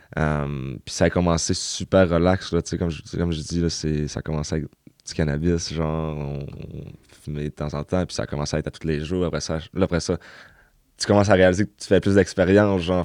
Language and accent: French; Chicoutimi, Quebec, Canada; Je viens du Saguenay, Chicoutimi. j'ai grandi là, j'ai été élevé là toute ma vie aussi